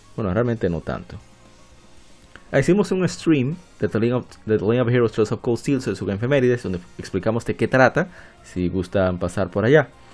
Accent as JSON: {"language": "Spanish", "country": "Dominican Republic", "said": "yo soy de República Dominicana"}